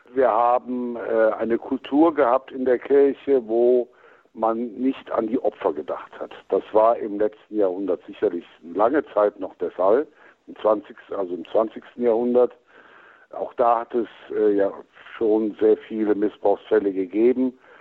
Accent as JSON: {"language": "German", "town": "Cologne", "region": "North Rhine-Westphalia", "country": "Germany", "moved": "yes", "said": "mein Naturell als Kölner"}